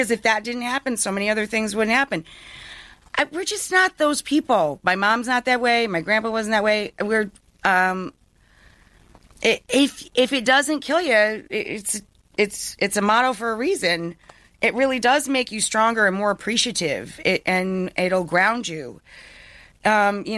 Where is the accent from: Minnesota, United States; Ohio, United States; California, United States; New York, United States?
New York, United States; upstate; I come from way, way up north. I'm much closer to Canada than New York